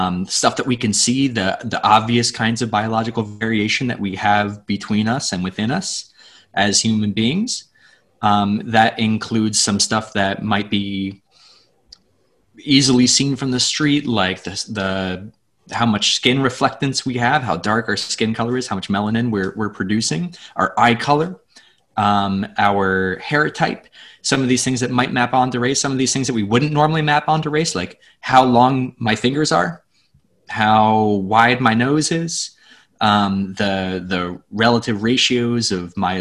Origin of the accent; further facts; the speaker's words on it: Pennsylvania, United States; where I grew up in Pennsylvania